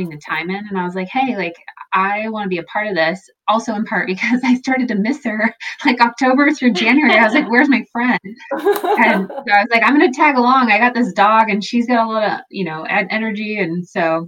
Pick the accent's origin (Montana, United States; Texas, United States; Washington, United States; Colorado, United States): Washington, United States; Seattle; moved away as an adult; also born or lived in Cle Elum, Washington; now in Central Oregon, United States; I'm originally from the Seattle area, and spent a lot of my younger years in central Washington